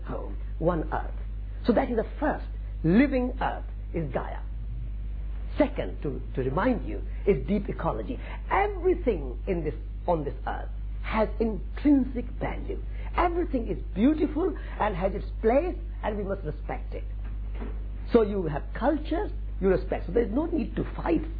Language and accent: English; Sri Dungargarh, Rajasthan, India; English is a second language; moved away as an adult; now in England; I was born in India in a small village in Sri Dungargarh, Rajasthan, northwest of India